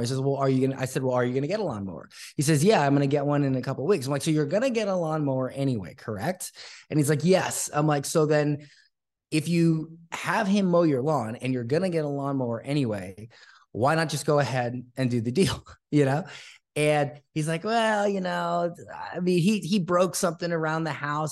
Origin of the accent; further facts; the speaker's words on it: Florida, United States; now in Costa Rica; I grew up, uh, in a small town in Florida